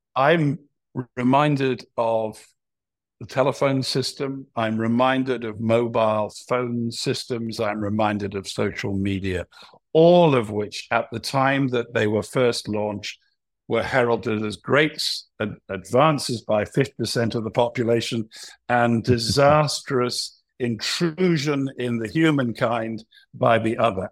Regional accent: United Kingdom; I'm a Brit

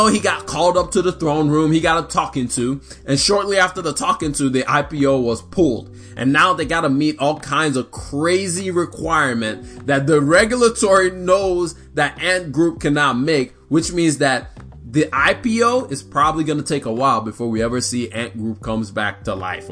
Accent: Nigeria; now in United States; I'm Nigerian, I was not born here, I finally just got the right to vote

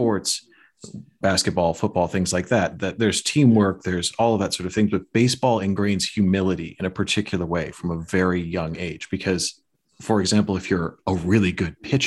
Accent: Chicago, Illinois, United States; when I was growing up in Chicago

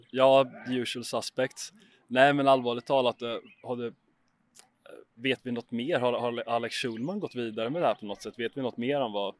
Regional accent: Huskvarna, Jönköping County, Sweden; jag är uppvuxen i Huskvarna, en liten ort utanför Jönköping i Småland

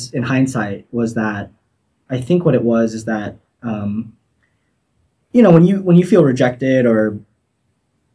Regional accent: Torrance, California, United States; I grew up in Torrance in Southern California

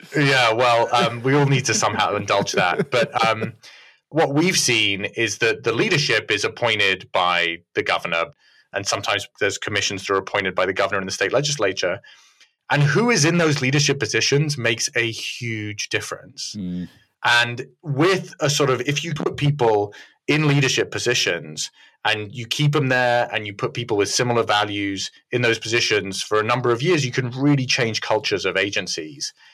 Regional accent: California, United States; as a Californian

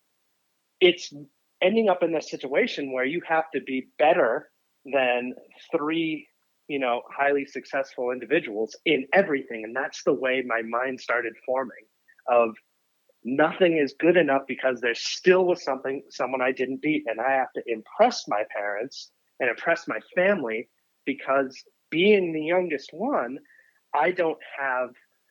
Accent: Boston, Massachusetts, United States; I grew up in Boston, and I was the, youngest kid

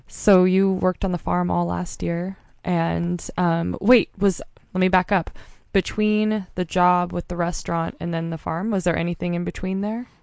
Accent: Mount Hood, Oregon, United States; moved away as an adult; also born or lived in Montana; I grew up on Mount Hood, but I've been in Montana for the last six years

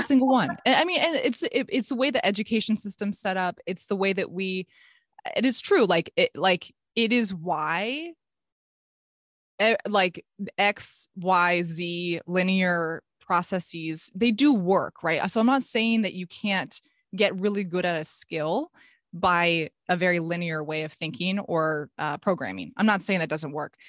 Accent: Palo Alto, California, United States; I was at my dream school back in my hometown. This is actually where I grew up

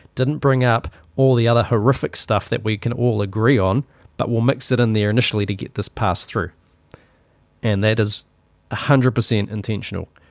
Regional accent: New Zealand; accent: Kiwi; My Kiwi accent

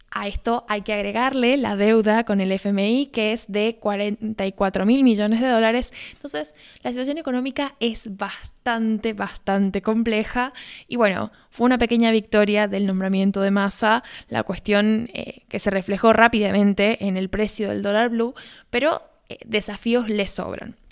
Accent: Argentina; mi país

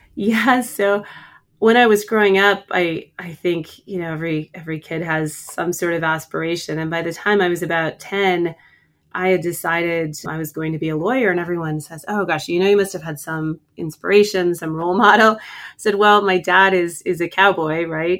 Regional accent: Bridger, Montana, United States; I grew up on a ranch in Bridger

